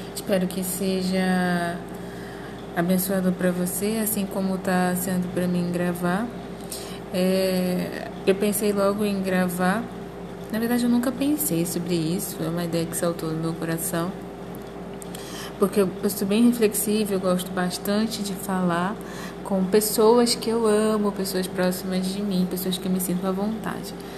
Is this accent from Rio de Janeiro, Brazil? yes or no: yes; Rio de Janeiro, Brazil; moved away as an adult; now in Mato Grosso, Brazil; eu sou do Rio de Janeiro, atualmente moro no Mato Grosso